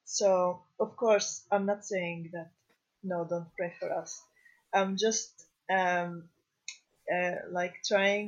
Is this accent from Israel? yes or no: yes; Galilee, Israel; moved away as an adult; now in Jerusalem; I was born in the Galilee, and I moved to Jerusalem in the past 7 years